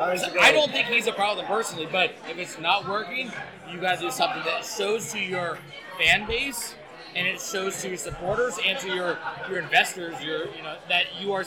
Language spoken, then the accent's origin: English; United States; when you're an American. I'm not from England.